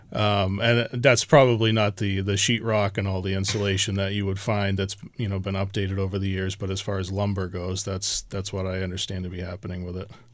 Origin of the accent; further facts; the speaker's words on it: Chatham, Massachusetts, United States; I grew up in Chatham. Both my parents came from Chatham